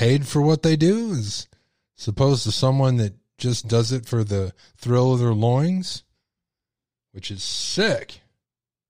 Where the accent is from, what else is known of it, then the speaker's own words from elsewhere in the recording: Texas, United States; accent: Texas; I'm from Texas. I have a Texas accent